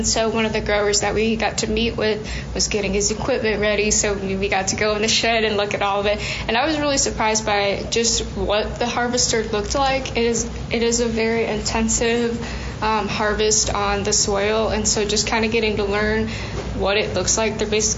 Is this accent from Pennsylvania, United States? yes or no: no; Clarion, Iowa, United States; I'm originally from Clarion, Iowa.